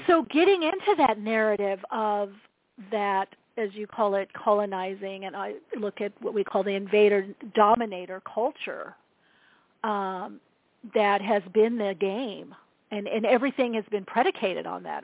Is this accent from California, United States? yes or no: yes; Southern California, United States; also born or lived in Europe; I'm from Southern California, near the beach